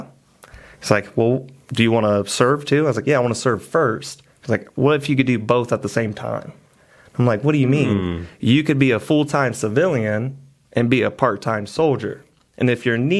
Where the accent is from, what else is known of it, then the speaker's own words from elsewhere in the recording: Elida, Ohio, United States; I'm from Elida